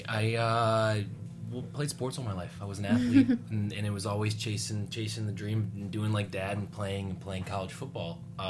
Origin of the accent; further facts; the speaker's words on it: Chicago, Illinois, United States; I'm from Chicago.